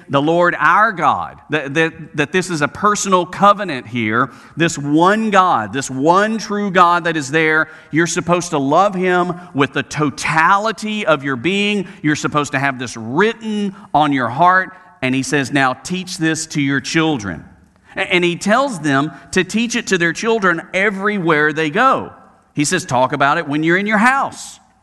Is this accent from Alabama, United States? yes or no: yes; Birmingham, Alabama, United States; I was a youth minister at a church in my hometown of Birmingham, Alabama